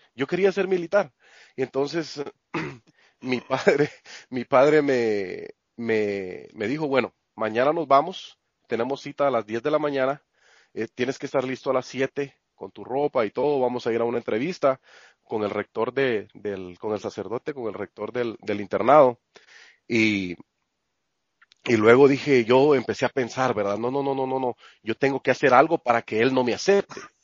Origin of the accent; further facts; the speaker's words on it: Santa Rosa, Guatemala; moved away as an adult; also born or lived in Guatemala City; now in United States; el pueblo se llama Santa Rosa, el departamento de Santa Rosa